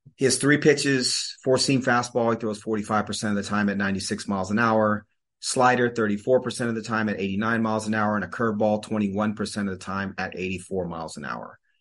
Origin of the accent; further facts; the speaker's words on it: Seattle, Washington, United States; moved away; I am a Seattleite. I grew up in Seattle. I don't live in Seattle anymore, but I grew up there and that's my home